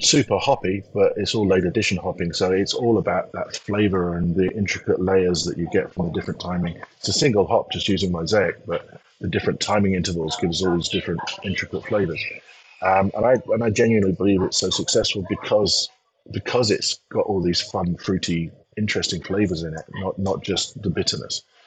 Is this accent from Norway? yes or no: no; England, United Kingdom; moved away as an adult; also born or lived in Taiwan / United States; as an Englishman moving to America